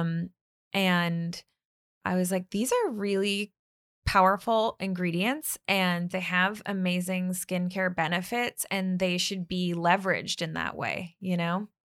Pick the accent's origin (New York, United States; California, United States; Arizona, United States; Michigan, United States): California, United States; Bay Area; now in Los Angeles, United States; I grew up in the Bay Area